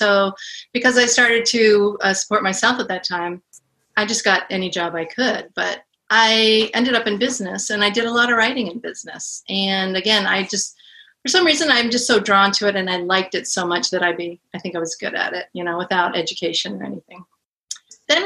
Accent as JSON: {"language": "English", "town": "Portland", "region": "Oregon", "country": "United States", "moved": "yes", "lives_now": "Seattle, United States", "said": "I'm a Portland girl too"}